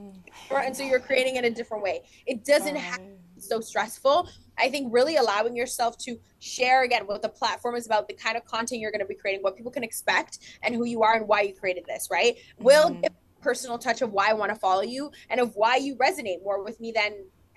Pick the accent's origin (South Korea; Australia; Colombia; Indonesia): Colombia; I'm Hispanic. I am a woman of color. I'm young. I came from Colombia.